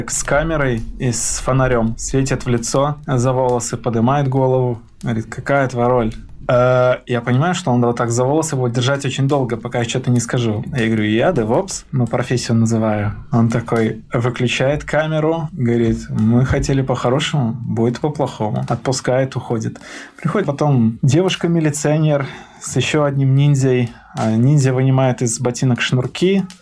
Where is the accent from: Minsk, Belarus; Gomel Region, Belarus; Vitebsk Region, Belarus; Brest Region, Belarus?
Minsk, Belarus; не поверили, что я из Минска, что я местный.